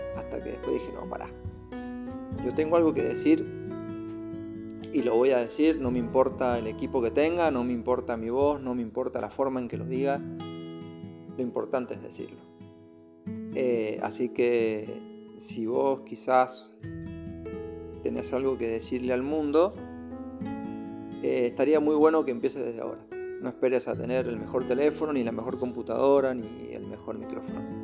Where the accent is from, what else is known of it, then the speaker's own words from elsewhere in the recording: Argentina; now in Chile; soy de Argentina, pero estoy viviendo en Chile ahora con mi familia